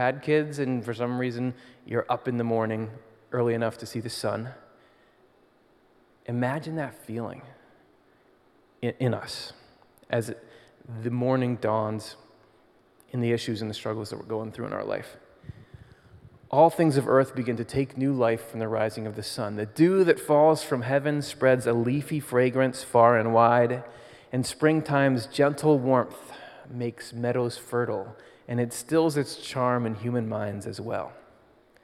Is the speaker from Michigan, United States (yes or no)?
yes; Michigan, United States; now in Pennsylvania, United States; I grew up in Michigan and then moved to Pennsylvania